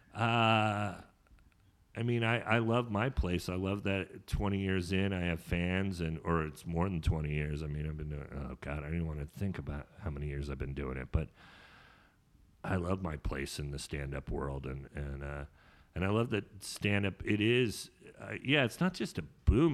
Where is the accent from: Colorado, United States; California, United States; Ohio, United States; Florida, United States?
California, United States; Sonoma; also born or lived in Sacramento; I grew up in Sonoma, but my mom kicked me out when I was 17